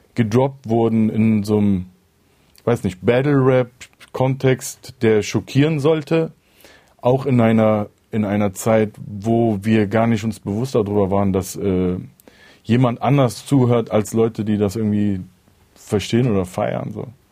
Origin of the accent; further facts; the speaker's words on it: Cologne, North Rhine-Westphalia, Germany; ich definiere mich eigentlich als Rapper und danach eher wahrscheinlich als Kölner und irgendwann kommt dann Türke